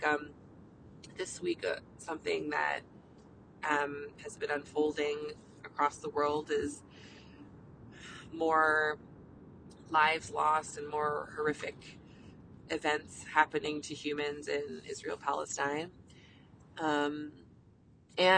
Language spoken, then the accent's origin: English; Canada; I'm a Canadian family physician